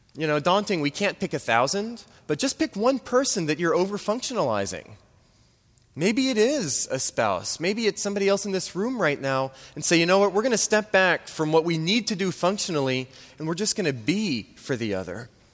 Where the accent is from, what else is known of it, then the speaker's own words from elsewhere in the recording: New Orleans, Louisiana, United States; moved away; I'm from New Orleans.